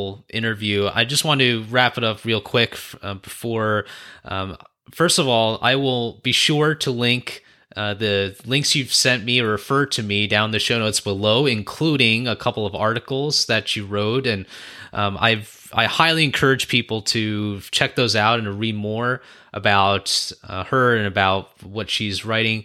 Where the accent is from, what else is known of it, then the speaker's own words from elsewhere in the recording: United States; I was born and raised here in the States.